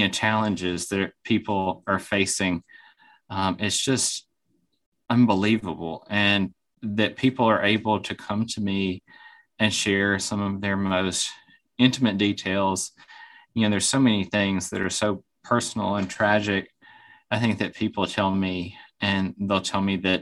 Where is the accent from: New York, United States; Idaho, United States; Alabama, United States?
Alabama, United States; moved away as an adult; also born or lived in Birmingham, Alabama / Atlanta, Georgia; now in Vermont, United States; much of my life growing up in Alabama and college and med school, both in Birmingham